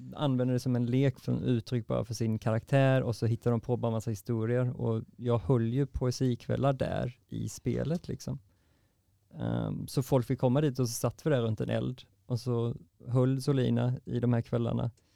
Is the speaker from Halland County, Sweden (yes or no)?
yes; Varberg, Halland County, Sweden; moved away; jag kom från Varberg och nu sitter jag här